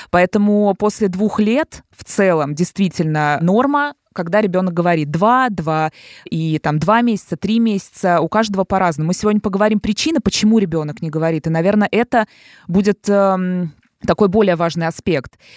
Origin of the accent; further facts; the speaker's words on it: Dubna, Moscow Oblast, Russia; я из Подмосковья